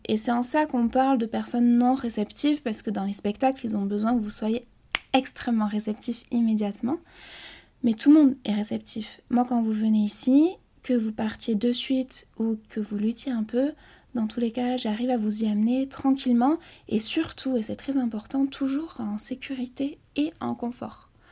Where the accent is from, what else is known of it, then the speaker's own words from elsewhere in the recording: Basque Country, Nouvelle-Aquitaine, France; je suis originaire du Pays Basque